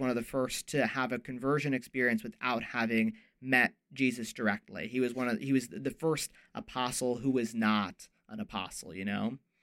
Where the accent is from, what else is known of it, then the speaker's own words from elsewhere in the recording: Ohio, United States; I am from Ohio.